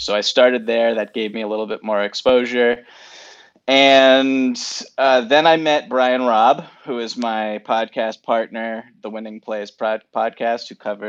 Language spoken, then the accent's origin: English; Newton, Massachusetts, United States; I grew up in neighboring Newton, Massachusetts.